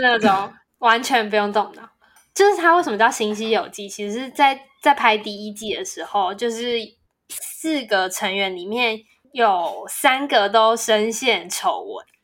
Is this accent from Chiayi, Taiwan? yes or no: no; Taipei, Taiwan; moved away as an adult; now in Taichung, Taiwan; 从我有记忆以来到，就是大学毕业以前，我几乎，就是我就是没有离开过台北市